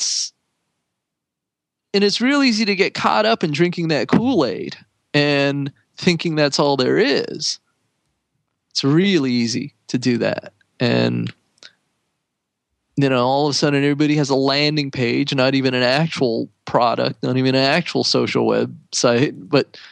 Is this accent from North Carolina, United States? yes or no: no; San Jose, California, United States; I grew up in San Jose